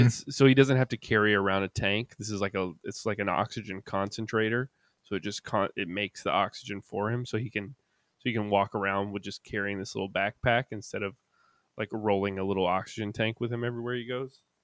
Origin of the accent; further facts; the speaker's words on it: Kannapolis, North Carolina, United States; back in my hometown